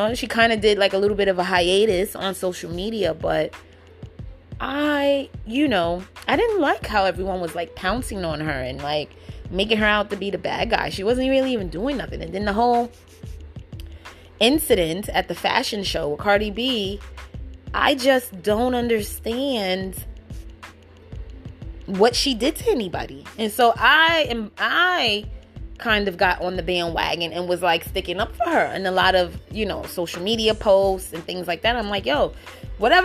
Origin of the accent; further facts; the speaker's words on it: New York City, New York, United States; I'm from the Bronx.